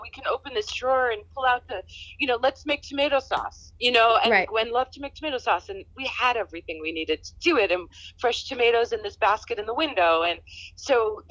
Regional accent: New York City, New York, United States; also born or lived in Boston; I grew up in New York

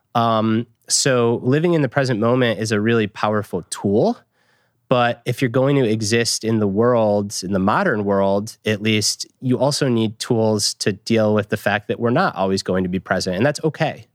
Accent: Michigan, United States; I grew up in Michigan.

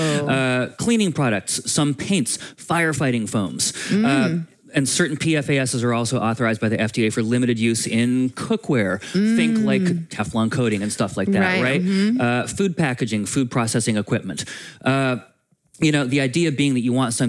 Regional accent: Vermont, United States; my home state of Vermont.

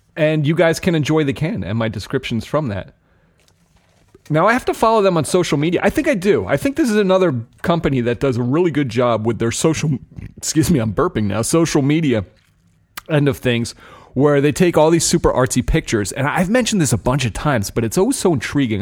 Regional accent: New Jersey, United States; New Jersey, my home state

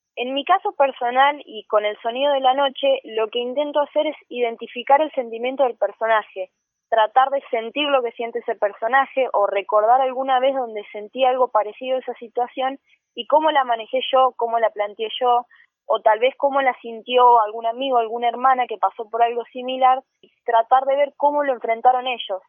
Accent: Rufino, Santa Fe, Argentina; soy de Rufino, una ciudad chiquita de Santa Fe

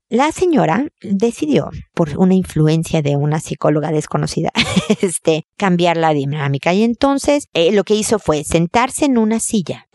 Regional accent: Mexico; now in Chile; Yo soy mexicana también, pero estoy en Chile

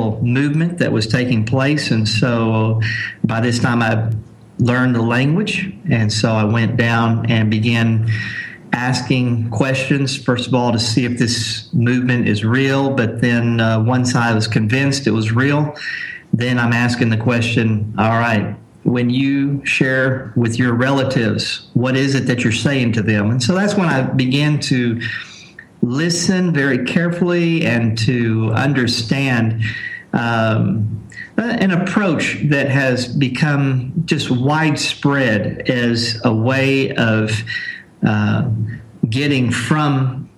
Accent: Corpus Christi, Texas, United States; moved away as an adult; also born or lived in South Asia; I am from Corpus Christi, Texas, and I've been a missionary for 21 years, serving in South Asia

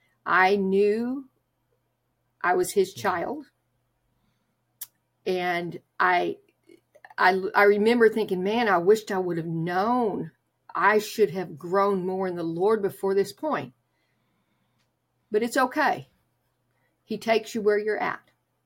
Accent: Oklahoma, United States; I was raised in Oklahoma, where I would ride a bus to church on Sunday morning.

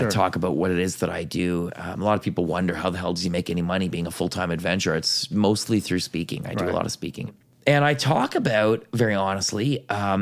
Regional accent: Ottawa Valley, near Carp, West Carleton, Ontario, Canada; I grew up in the Ottawa Valley

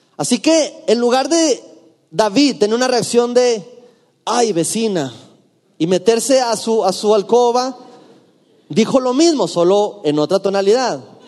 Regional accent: Durango, Mexico; en mi ciudad natal, en la ciudad de Durango

